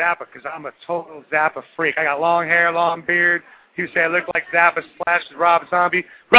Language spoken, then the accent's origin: English; Dallas, Texas, United States; I'm from Dallas, Texas.